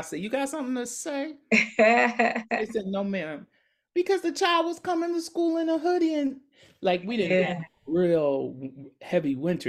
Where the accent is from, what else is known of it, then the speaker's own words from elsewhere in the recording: Paterson, New Jersey, United States; I grew up in Patterson.